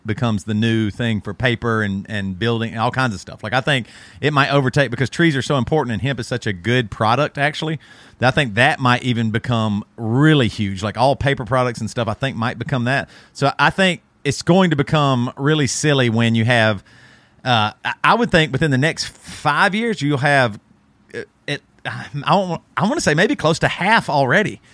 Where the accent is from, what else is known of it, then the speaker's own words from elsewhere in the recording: Greer, South Carolina, United States; growing up in Greer South Carolina, we had, like, Kmart and stuff like